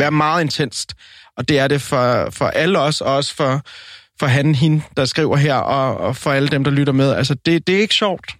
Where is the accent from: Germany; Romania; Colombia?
Colombia; now in Denmark; jeg er colombianer